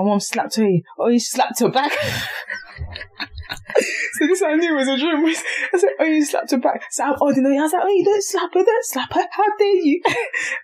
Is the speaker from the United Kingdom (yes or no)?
yes; London, United Kingdom; near my house in Thamesmead.